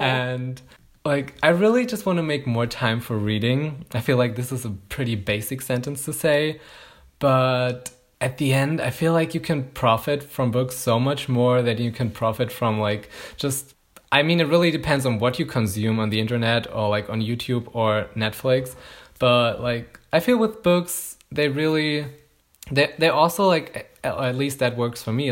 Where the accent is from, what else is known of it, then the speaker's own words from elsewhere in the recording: Germany; I'm from Germany